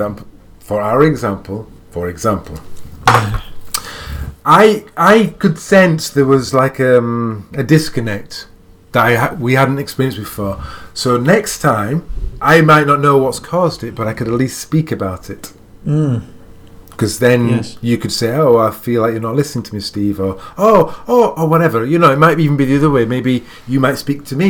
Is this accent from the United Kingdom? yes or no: yes; England, United Kingdom; I'm an English man